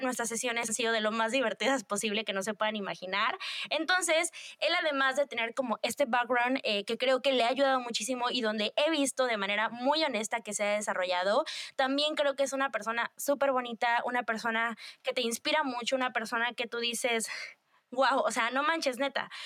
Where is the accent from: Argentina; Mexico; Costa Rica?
Mexico; vivimos como sociedad mexicana